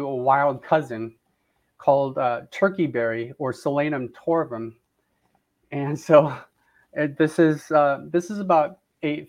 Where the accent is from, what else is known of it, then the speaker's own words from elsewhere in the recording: Southern California, United States; now in Florida, United States; I grew up in Southern California, and you know, I just loved gardening growing up there. And then when I moved to Florida